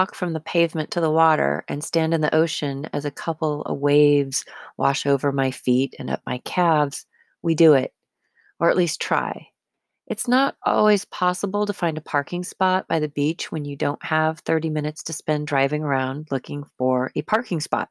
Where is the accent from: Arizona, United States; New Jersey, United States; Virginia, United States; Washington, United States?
Arizona, United States; I'm from Arizona.